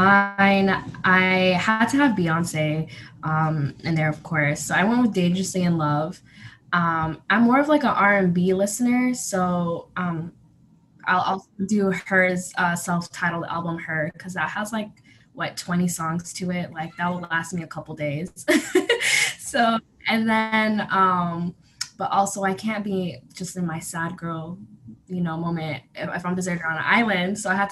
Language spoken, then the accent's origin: English; Minneapolis, Minnesota, United States; I'm 19. I grew up right outside of Minneapolis, Minnesota.